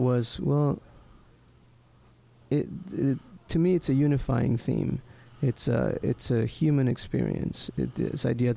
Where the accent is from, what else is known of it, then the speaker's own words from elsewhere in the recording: Lima, Peru; I was born in Lima, Peru